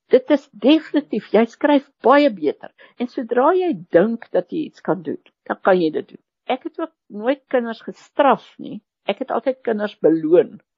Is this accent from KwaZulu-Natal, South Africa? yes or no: yes; KwaZulu-Natal, South Africa; Afrikaans is a second language; ek het in Natal groot geword